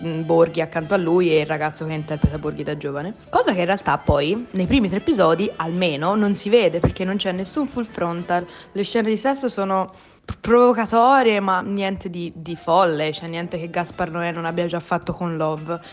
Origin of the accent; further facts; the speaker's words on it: Italy; essendo cresciuto in Italia